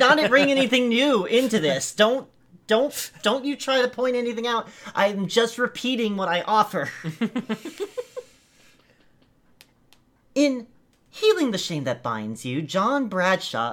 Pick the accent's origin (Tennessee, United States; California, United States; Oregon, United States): Oregon, United States; Eugene; my hometown